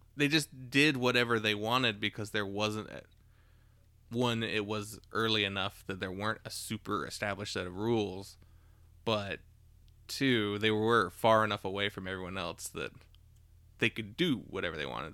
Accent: Maiden, North Carolina, United States; also born or lived in Charlotte, North Carolina / Davidson, North Carolina; we're born in Charlotte, but, like, grew up in Davidson as kids and then as teenagers in Maiden

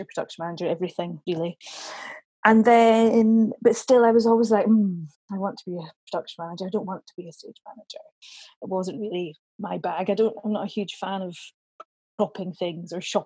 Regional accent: Dunfermline, Scotland, United Kingdom; I'm from Dunfermline originally, in Fife, sunny Dunfermline

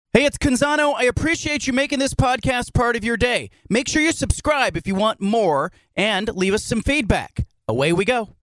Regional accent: Bay Area, California, United States; I grew up in the Bay Area

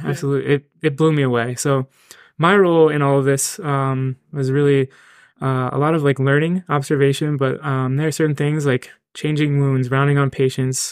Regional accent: Reading, Pennsylvania, United States; moved away as an adult; now in Hershey, United States; I'm originally from Reading, Pennsylvania

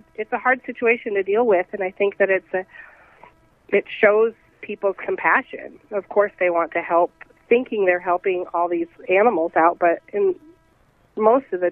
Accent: South Dakota, United States; moved away as an adult; also born or lived in San Antonio, Texas; Well, I'm originally from South Dakota

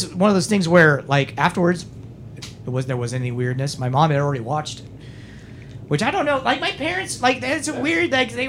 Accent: Schuyler, Nebraska, United States; born or raised there

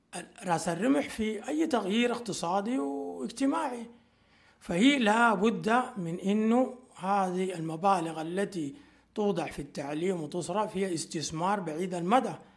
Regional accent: Sudan; عندنا في السودان

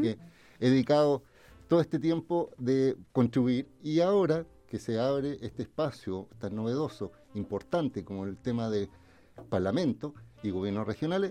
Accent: Viña del Mar, Valparaíso, Chile; yo nací, me crié y viví toda mi vida en Santa Inés, yo soy un vecino de Santa Inés

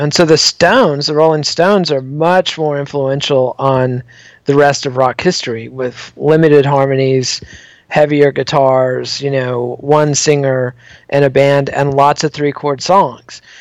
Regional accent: Borger, Texas, United States; a kid growing up in Borger, Texas

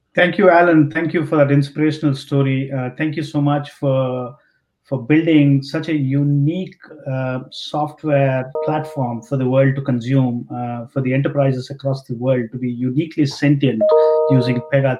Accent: India; growing up in India

